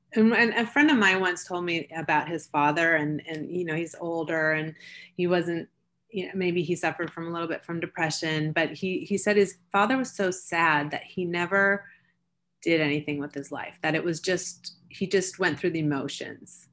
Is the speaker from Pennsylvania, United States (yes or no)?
no; Seattle, Washington, United States; also born or lived in Switzerland; I grew up in Seattle. I was born in Switzerland, moved to Seattle when I was two